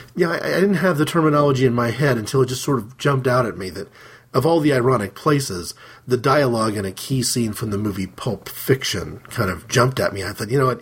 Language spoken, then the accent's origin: English; Midwest, United States; we moved to a particular side of the town that we lived in, a major, um, major midwestern city